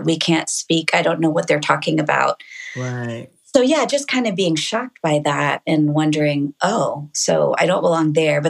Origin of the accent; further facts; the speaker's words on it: United States; I would say I was Korean because they would be confused about when I said I was American.